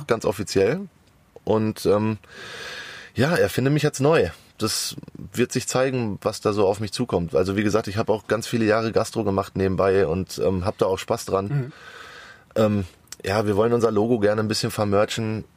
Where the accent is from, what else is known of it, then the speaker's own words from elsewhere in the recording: Sauerland, North Rhine-Westphalia, Germany; now in Hamburg, Germany; ich komme aus dem Wintergebiet, bin ich groß geworden. Ich komme aus dem Sauerland eigentlich